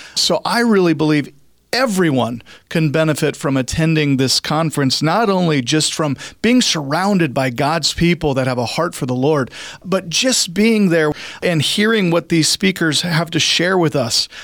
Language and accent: English; Cheney, Washington, United States; moved away as an adult; also born or lived in Florida; now in Spokane, United States; I grew up out in Cheney, Washington, graduated from Cheney High School